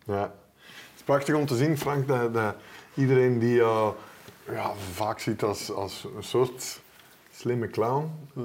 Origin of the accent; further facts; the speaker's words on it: Belgium; ons vaderland